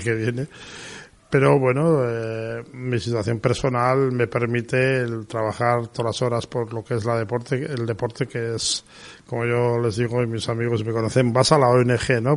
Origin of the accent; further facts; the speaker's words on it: Pamplona, Navarre, Spain; soy de Pamplona